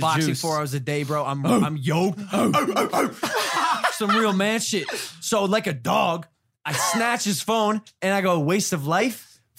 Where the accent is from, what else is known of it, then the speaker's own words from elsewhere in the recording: Ohio, United States; I'm from Ohio.